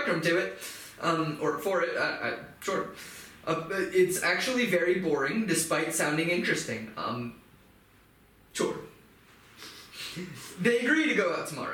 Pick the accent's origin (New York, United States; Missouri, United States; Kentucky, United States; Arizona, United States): Kentucky, United States; Louisville; I grew up in Louisville, Kentucky